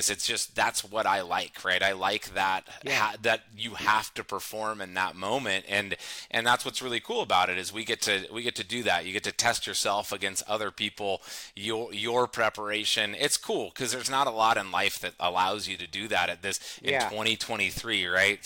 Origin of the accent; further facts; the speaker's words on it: San Luis Obispo, California, United States; also born or lived in Fresno, California; Central Coast of California, San Luis Obispo area. I pretty much grew up here. My folks moved up here when I was one